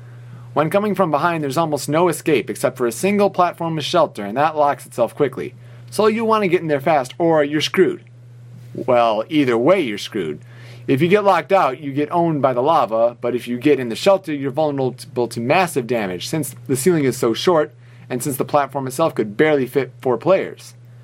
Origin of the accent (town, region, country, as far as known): Hemet, California, United States